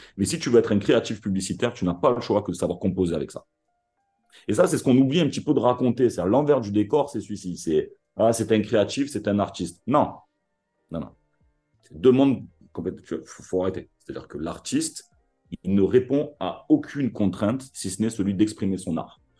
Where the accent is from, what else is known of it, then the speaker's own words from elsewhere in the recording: Marseille, Provence-Alpes-Côte d'Azur, France; Ici, on est d'abord Marseillais